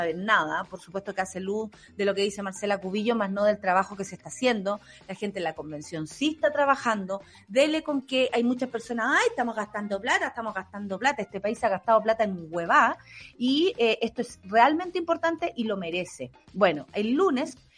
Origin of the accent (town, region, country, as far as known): Chile